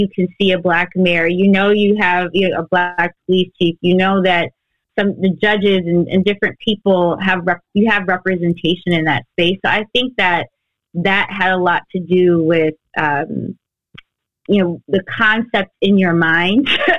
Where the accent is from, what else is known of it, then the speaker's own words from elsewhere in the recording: Detroit, Michigan, United States; moved away as an adult; now in Los Angeles, United States; I came out to LA, but I'm very much from the D, born and raised. I left for college and, but yeah, it is very much in my heart. I am, you know, there are moments where you will know that I'm from Detroit.